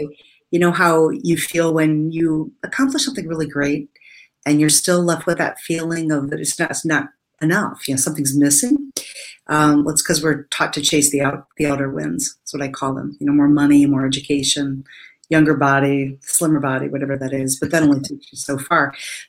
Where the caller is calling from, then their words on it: Indiana, United States; I am in Northwest Indiana, about 45 minutes from Chicago.